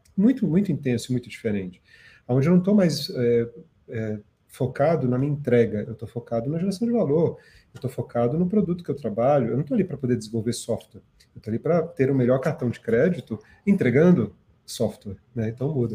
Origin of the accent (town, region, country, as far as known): Brazil; born or raised there; also born or lived in South Africa